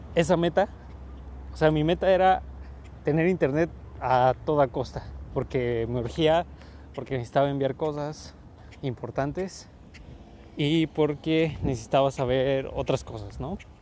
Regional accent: Mexico; yo soy mexicano

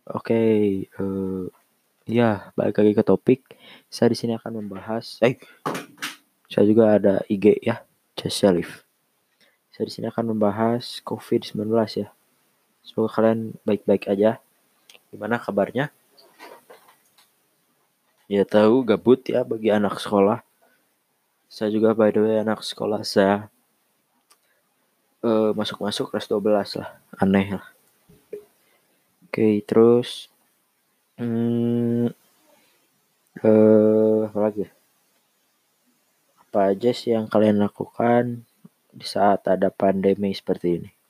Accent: Bandung, West Java, Indonesia; ya. Saya berasal dari Bandung

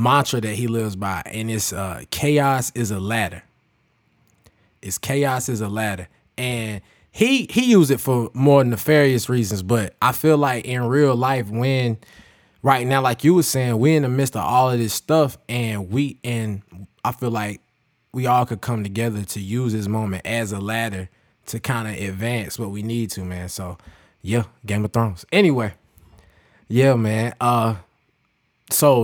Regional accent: Kinston, North Carolina, United States; born or raised there

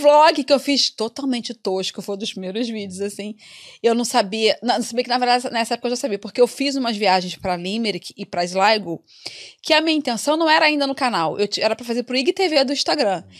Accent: Rio de Janeiro, Brazil; moved away as an adult; now in Dublin, Ireland; eu vim do Rio de Janeiro, capital, cheio de coisa para fazer

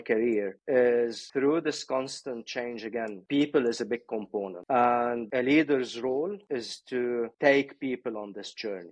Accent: Beirut, Beirut Governorate, Lebanon; now in United Kingdom; I was born I was born in Beirut.

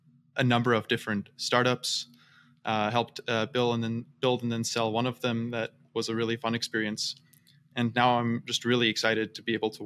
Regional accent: Seattle, Washington, United States; also born or lived in Vienna, Austria / Utah / California; So I am from all over the place. I'm originally from Vienna, Austria, and then I grew up in Seattle, in Utah, lived in California since college, really love it here.

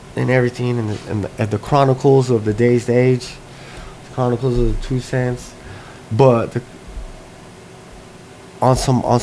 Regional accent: United States; as American Mexicans

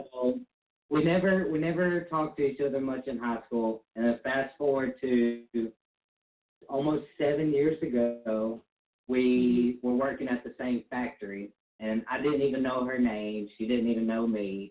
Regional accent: Mississippi, United States; We are married and we're from Mississippi

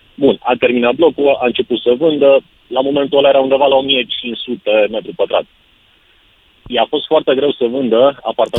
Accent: Romania; suntem români, suntem balcanici

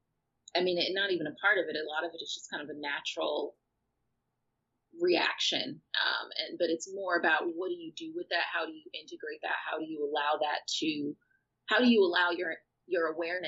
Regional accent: outside of Chicago, Illinois, United States; moved away; also born or lived in Los Angeles, United States; growing up outside of Chicago

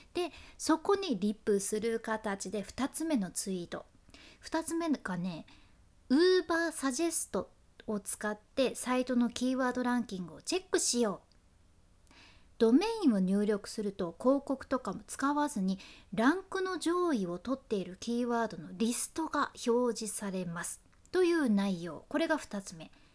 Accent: Fukuoka, Japan; accent: Hakata dialect; 博多弁の幸あれ子でした

